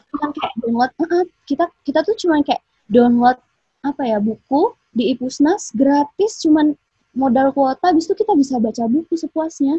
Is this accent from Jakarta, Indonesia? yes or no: no; Pagar Alam, South Sumatra, Indonesia; jauh di Pagar Alam, Sumatera Selatan